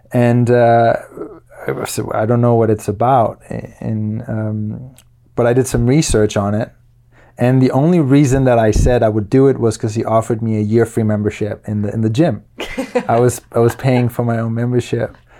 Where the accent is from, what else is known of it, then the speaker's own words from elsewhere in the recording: Luxembourg; moved away as an adult; also born or lived in Denmark; now in United States; I was, uh, born in Denmark and when I was nine, My family moved from Denmark to Luxembourg, and I lived there for twelve years.